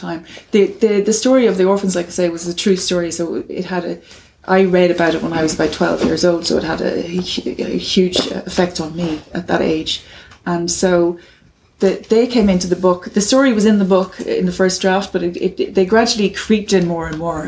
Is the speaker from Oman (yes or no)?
no; Cavan, Ulster, Ireland; moved away as an adult; also born or lived in London; where I grew up in Cavan, there was an orphanage